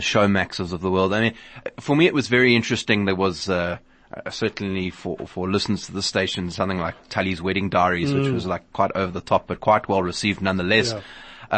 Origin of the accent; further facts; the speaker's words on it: South Africa; as a South African